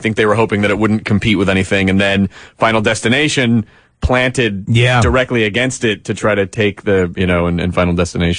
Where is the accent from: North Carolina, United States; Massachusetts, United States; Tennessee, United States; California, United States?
Tennessee, United States; moved away; I'm from Tennessee